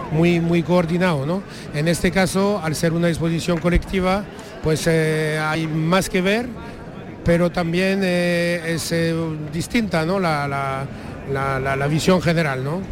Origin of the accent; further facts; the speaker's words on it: Paris, Île-de-France, France; now in Málaga, Spain; nací en París y vivo en Málaga